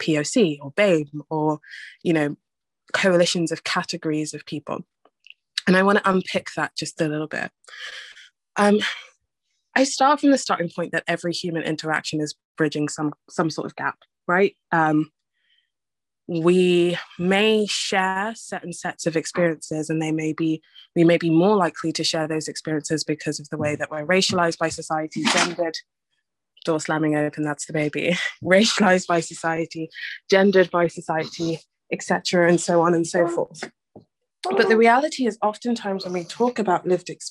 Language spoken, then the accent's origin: English; London, United Kingdom; I grew up in Newham, the most diverse borough in London